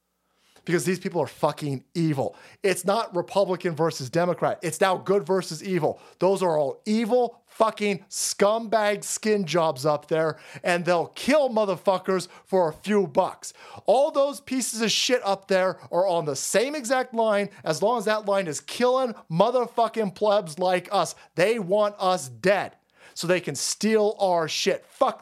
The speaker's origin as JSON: {"language": "English", "country": "Canada", "said": "That's not on accident. I'm a Canadian. I endorse the message from Strickland."}